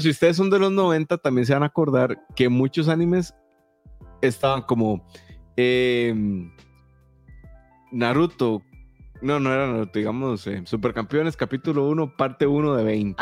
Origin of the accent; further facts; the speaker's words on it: Santa Ana, San José, Costa Rica; yo era de Santana